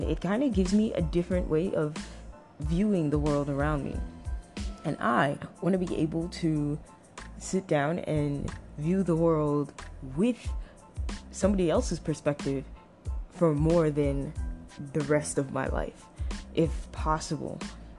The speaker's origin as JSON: {"language": "English", "town": "Toronto", "region": "Ontario", "country": "Canada", "also_born_or_lived": "Trinidad and Tobago", "lives_now": "United States", "said": "I am from Toronto, Canada. I used to live in a very beautiful island, the island, twin islands of my parents' heritage, Trinidad and Tobago. And currently, I live in the northern part of California."}